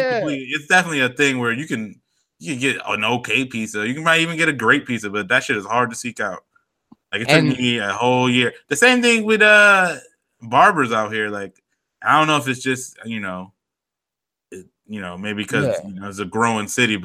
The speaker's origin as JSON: {"language": "English", "region": "New York", "country": "United States", "said": "and I'm from New York"}